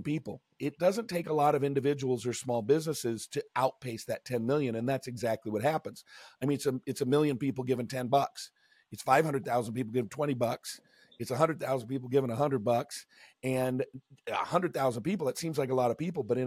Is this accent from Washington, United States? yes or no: yes; Seattle, Washington, United States; I grew up in Seattle